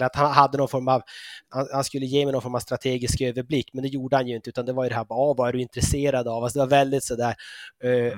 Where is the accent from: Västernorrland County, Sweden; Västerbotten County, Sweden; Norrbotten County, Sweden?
Norrbotten County, Sweden; moved away as an adult; also born or lived in Uppsala / London / Switzerland; now in Copenhagen, Denmark; jag är född och uppvuxen i Norrbotten